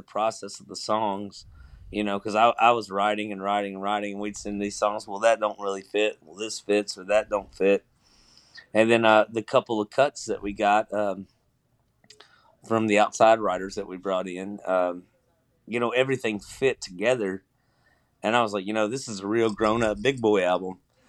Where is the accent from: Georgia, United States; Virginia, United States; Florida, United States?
Georgia, United States; also born or lived in Kentucky; And I'm originally from Georgia. So I thought it was cool there because I spent a lot of summers in Georgia bouncing back and forth from Kentucky and Georgia back and forth.